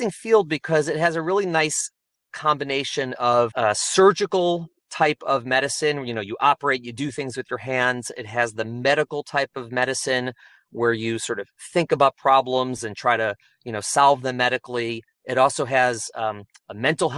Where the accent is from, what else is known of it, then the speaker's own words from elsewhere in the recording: Chicago, Illinois, United States; moved away as an adult; also born or lived in New York; now in New Jersey, United States; I'm originally from Chicago, and I came out to New York for undergraduate for college.